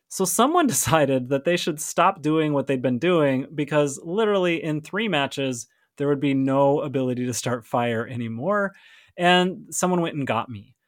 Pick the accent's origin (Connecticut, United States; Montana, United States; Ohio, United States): Montana, United States; I grew up in Montana, for those of you who don't know, and Montana has more cows than people